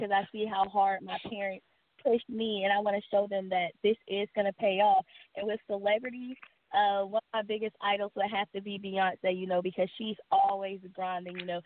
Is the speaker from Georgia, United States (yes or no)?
yes; Columbus, Georgia, United States; I'm from Columbus, Georgia